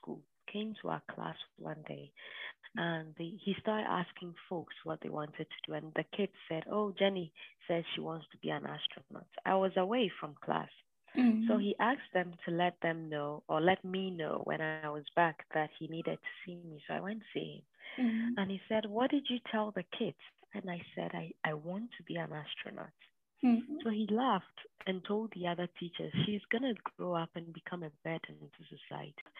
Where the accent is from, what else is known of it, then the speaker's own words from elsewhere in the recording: Ghana; moved away as an adult; now in United States; I'm Ghanaian and I am currently doing my PhD in the US.